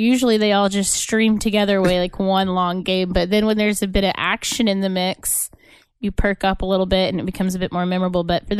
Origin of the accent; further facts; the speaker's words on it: Oklahoma, United States; I grew up here in Oklahoma where sports matter and I just never got into it.